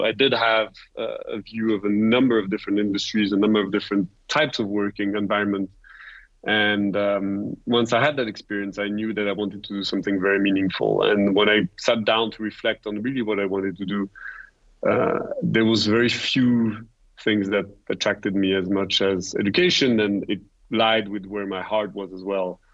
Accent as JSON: {"language": "English", "town": "Rolle", "region": "Vaud", "country": "Switzerland", "tie": "born or raised there", "also_born_or_lived": "United States", "moved": "as an adult", "said": "I was born and raised in Rosey, really. Stepped foot on campus when I was 3 months old for the first time of my life. I spent my childhood years as a student here"}